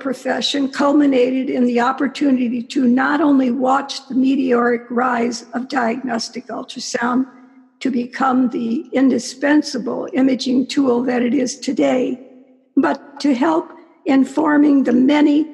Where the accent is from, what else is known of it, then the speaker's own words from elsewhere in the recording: Cleveland, Ohio, United States; I was born and raised in Cleveland, Ohio